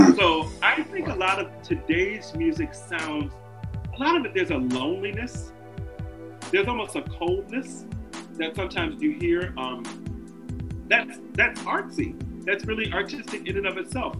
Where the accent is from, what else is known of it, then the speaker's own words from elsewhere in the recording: Jamaica; I'm Jamaican